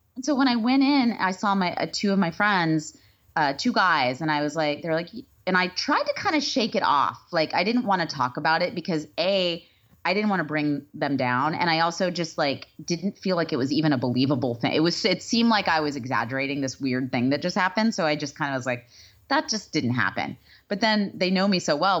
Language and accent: English; Texas, United States; moved away; I think I am from Texas.